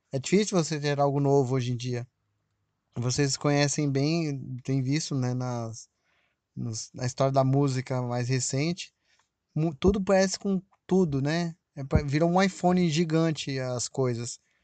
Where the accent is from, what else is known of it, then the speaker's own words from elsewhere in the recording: Brazil; aqui no Brasil, óbvio, né? Minha terra